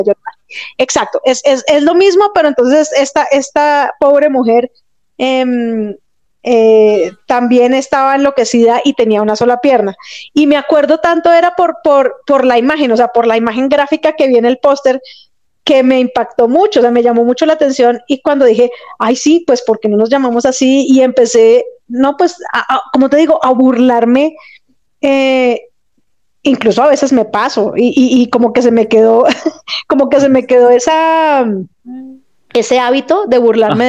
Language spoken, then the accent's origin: Spanish; Bogotá, Colombia; yo soy de Bogotá, Colombia